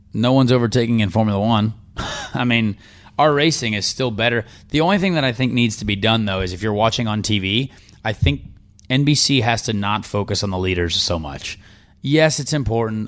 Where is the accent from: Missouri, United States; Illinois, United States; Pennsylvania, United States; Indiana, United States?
Indiana, United States; I'm from Indiana